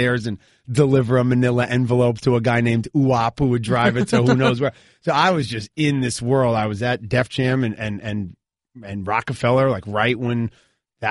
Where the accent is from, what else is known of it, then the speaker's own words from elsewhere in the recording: New York City, New York, United States; moved away as an adult; also born or lived in Ann Arbor, Michigan; now in Los Angeles, United States; I grew up in New York City, right, in the private school system in New York.